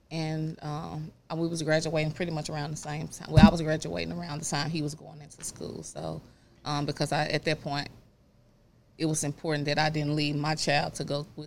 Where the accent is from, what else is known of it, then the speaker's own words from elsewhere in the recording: Raleigh, North Carolina, United States; you know, growing up in Raleigh, uh, Timberlake.